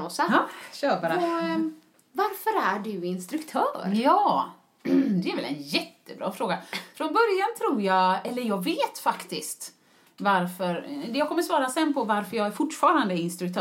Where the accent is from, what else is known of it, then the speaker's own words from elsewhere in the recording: Gothenburg, Västra Götaland, Sweden; moved away as an adult; also born or lived in United Kingdom; jag var hemma i Göteborg